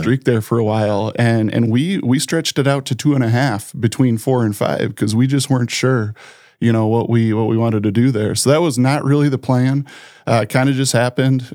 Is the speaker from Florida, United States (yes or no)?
no; Sioux Falls, South Dakota, United States; also born or lived in Brookings, South Dakota; now in Brandon, United States; I grew up in Sioux Falls